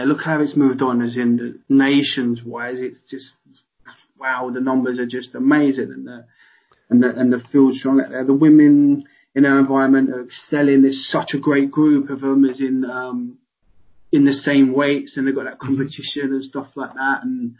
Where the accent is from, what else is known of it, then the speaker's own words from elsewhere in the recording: London, United Kingdom; moved away as an adult; also born or lived in Walsall; I come from London, I all my friends are down there